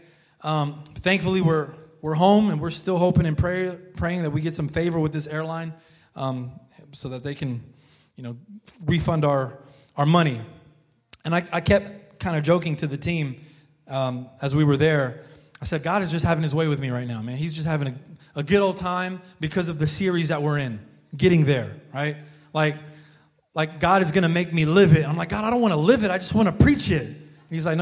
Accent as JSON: {"language": "English", "country": "United States", "said": "I'm an American looking guy, I'm an American"}